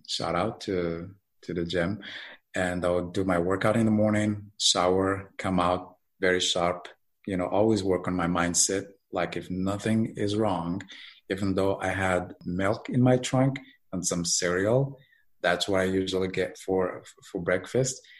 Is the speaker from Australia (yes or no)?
no; Morocco; moved away as an adult; now in United States; I'm originally from Morocco